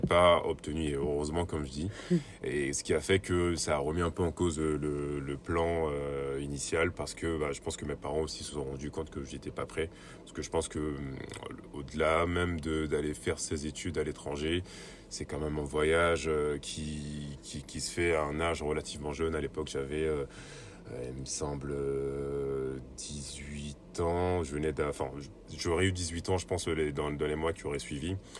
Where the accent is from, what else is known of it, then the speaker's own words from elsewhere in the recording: Côte d’Ivoire; moved away as an adult; also born or lived in Le Havre, France; now in France; je suis originaire de Côte d'Ivoire. Donc, je suis né en Côte d'Ivoire. J'ai vécu jusqu'à mes 21 ans là-bas